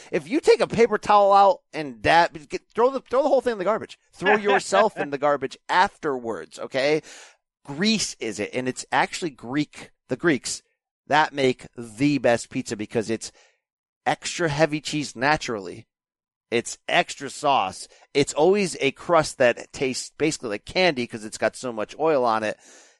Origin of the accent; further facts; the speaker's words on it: Naugatuck, Connecticut, United States; I grew up in Connecticut. I live in Connecticut. I grew up 18 miles from New Haven, the pizza capital of the world.